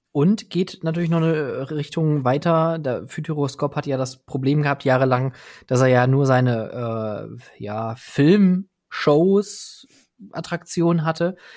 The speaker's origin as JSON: {"language": "German", "area": "Ruhr area", "region": "North Rhine-Westphalia", "country": "Germany", "said": "ich komme hier aus dem Ruhrgebiet, hier spricht man Dinge halt auch mal anders aus"}